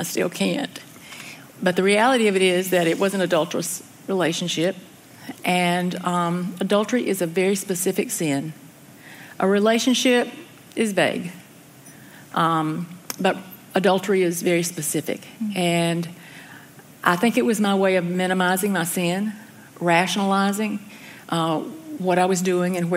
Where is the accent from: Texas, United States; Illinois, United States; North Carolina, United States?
North Carolina, United States; Elkin; I grew up in Elkin, North Carolina, which is about 40 miles north of Winston-Salem